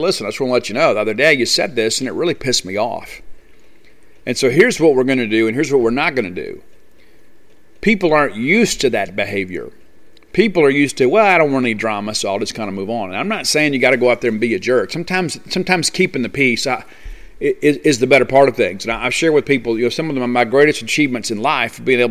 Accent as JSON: {"language": "English", "region": "South Mississippi", "country": "United States", "said": "I'm from South Mississippi"}